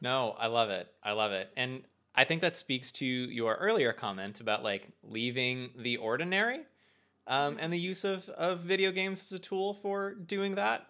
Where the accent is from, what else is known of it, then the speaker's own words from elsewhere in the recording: United States; as American adult humans